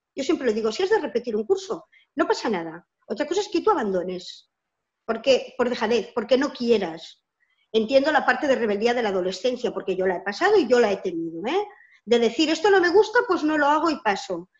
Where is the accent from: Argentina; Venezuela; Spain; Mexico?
Spain; Barcelona, Catalonia; soy de Barcelona, de Cataluña, una parte de España.